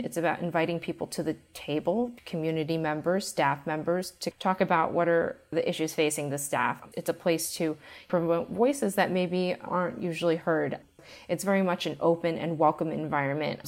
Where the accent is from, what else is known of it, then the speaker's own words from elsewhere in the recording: United States; as an Asian American growing up in America